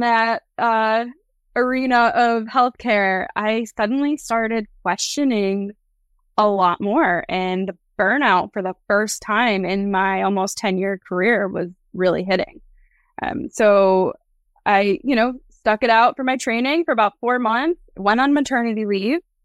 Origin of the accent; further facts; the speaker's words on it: New York, United States; my hometown here in New York